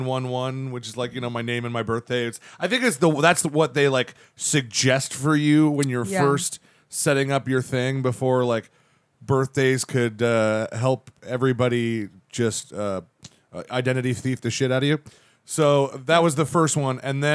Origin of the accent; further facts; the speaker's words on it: Central Florida, United States; I'm a Virgo from Central Florida.